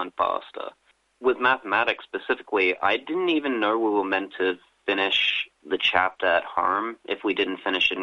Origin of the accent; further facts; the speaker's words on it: Coonabarabran, New South Wales, Australia; In my hometown, there's just one pharmacist